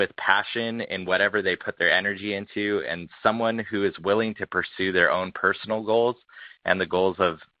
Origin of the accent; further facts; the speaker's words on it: Redwood City, California, United States; I'm 36, not married, but happily in a committed relationship. I'm from Redwood City, California, the heart of Silicon Valley.